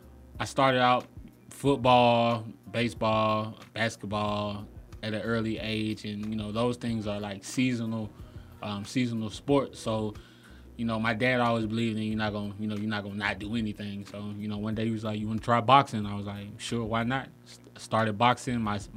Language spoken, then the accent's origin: English; Decatur, Georgia, United States; I'm from Decatur.